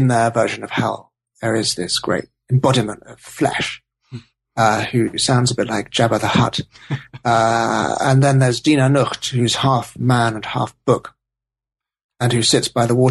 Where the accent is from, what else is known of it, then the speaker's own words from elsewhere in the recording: United Kingdom; Being British